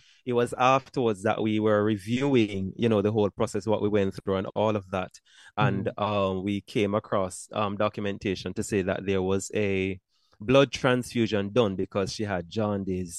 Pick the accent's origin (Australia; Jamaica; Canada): Jamaica; moved away as an adult; also born or lived in United Kingdom; now in United States; I left Jamaica in 2015 to teach in the United Kingdom.